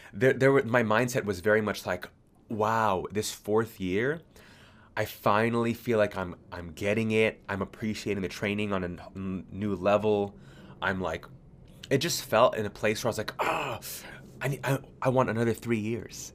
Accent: California, United States; moved away as an adult; now in Sydney, Australia; I was born and raised in California

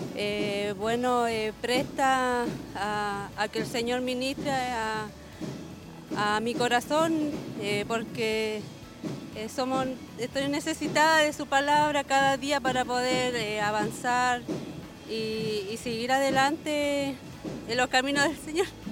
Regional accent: Quillón, Ñuble, Chile; yo soy de lejos, de Quillón

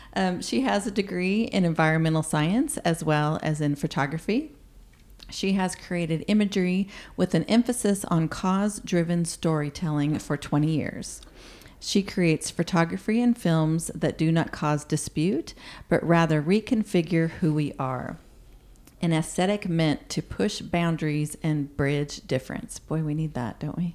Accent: Colorado, United States; now in Oklahoma, United States; I'm from Colorado

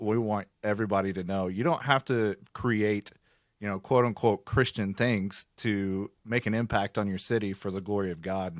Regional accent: Oklahoma, United States; We're both from Oklahoma

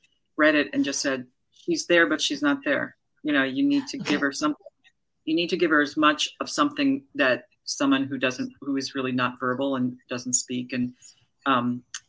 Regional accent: Newton, Massachusetts, United States; moved away; also born or lived in New York / Washington, District of Columbia, United States; I ended up coming back to Newton where I grew up

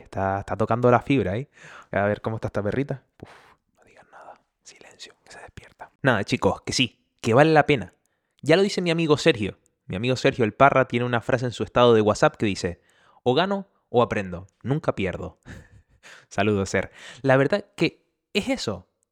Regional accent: Canary Islands, Spain; accent: Canarian; moved away as an adult; now in Germany; soy canario, por eso de ahí mi acento

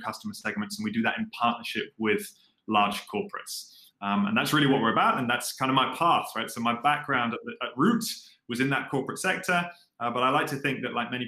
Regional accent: London, United Kingdom; moved away as an adult; now in Singapore; So I'm originally from London, so I'm British

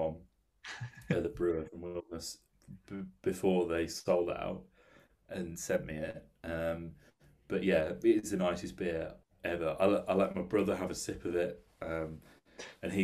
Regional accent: United Kingdom; I'm from the Midlands, and, you know, the Coors factory is there in Burton, where I went to college

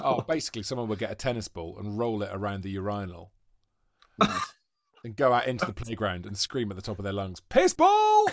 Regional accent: Welsh, Wales, United Kingdom; now in London, United Kingdom; I'm Welsh

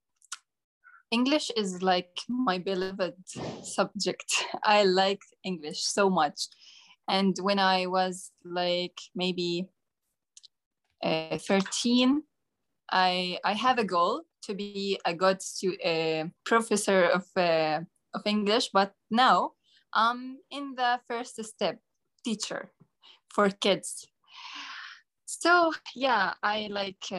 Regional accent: Jordan; English is a second language; I'm from Jordan.

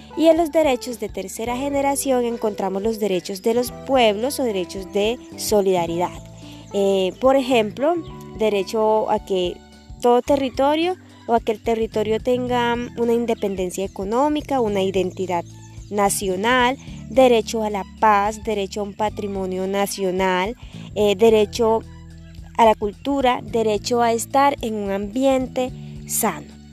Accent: Colombia

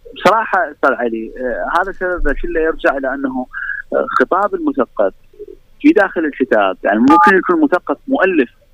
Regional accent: Iraq; عندنا في العراق

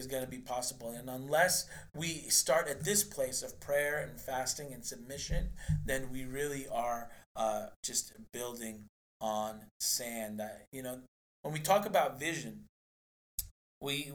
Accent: New York, United States; also born or lived in Philadelphia; now in Seattle, United States; I am from New York

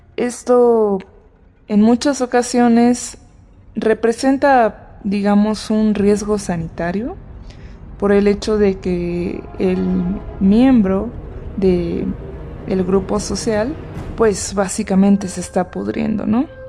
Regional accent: Mexico; nosotros mexicanos

